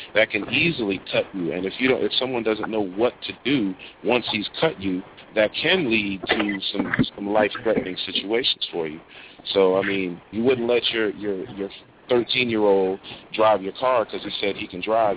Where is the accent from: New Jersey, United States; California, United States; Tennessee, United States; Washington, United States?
New Jersey, United States; moved away as an adult; also born or lived in New York / Alabama; I'm from New Jersey